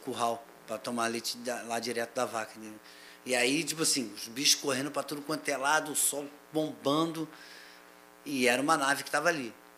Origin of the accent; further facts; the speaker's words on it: Silva Jardim, Rio de Janeiro, Brazil; eu fui criado numa fazenda, né, lá em Silva Jardim